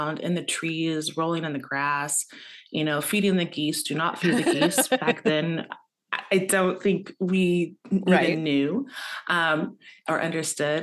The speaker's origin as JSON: {"language": "English", "town": "Tacoma", "region": "Washington", "country": "United States", "tie": "born or raised there", "said": "I was born and raised in Tacoma, Washington"}